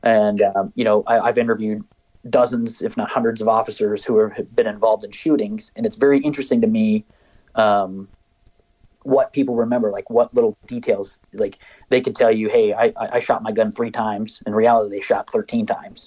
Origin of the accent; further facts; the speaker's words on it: just outside of Mankato, Minnesota, United States; moved away as an adult; also born or lived in Mason City, Iowa / Mount Pleasant, Iowa; now in Iowa, United States; my wife and I both grew up um, just outside of Mankato